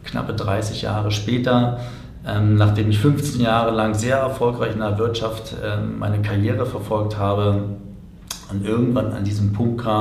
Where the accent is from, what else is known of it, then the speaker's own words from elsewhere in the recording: Berlin, Germany; ich bin als Kind in Berlin groß geworden, zwei Kilometer von der Mauer entfernt